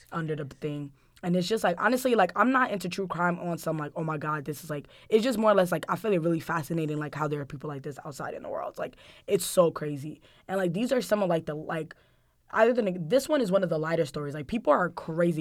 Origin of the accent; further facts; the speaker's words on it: Guinea; moved away; my home country, Guinea